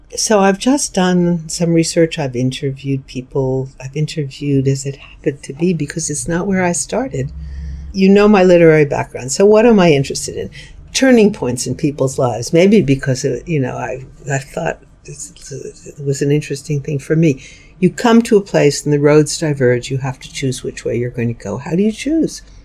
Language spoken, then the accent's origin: English; New York City, New York, United States; I grew up in New York City. I lived there till I went to college at 18